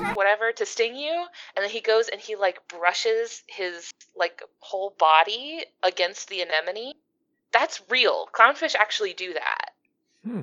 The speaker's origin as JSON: {"language": "English", "area": "East Coast", "region": "Florida", "country": "United States", "tie": "born or raised there", "said": "I grew up on the East Coast. I'm out here in Florida"}